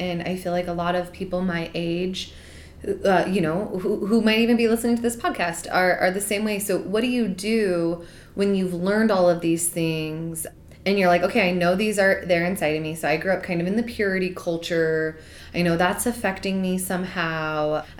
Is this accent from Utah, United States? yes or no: yes; Utah, United States; I grew up here in Utah.